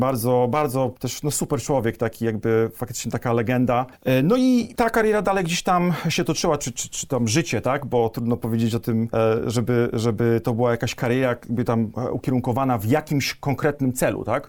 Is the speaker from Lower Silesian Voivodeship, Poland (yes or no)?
no; Gostyń, Greater Poland, Poland; also born or lived in Poznań; Jestem z Wielkopolski, pięknego miasteczka w Wielkopolsce.